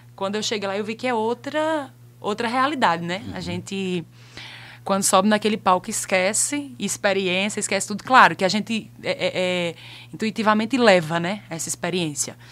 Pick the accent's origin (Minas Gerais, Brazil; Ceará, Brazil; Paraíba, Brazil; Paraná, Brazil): Paraíba, Brazil; Monteiro; moved away as an adult; also born or lived in Recife; depois de 20 anos nascido e criado aqui em Monteiro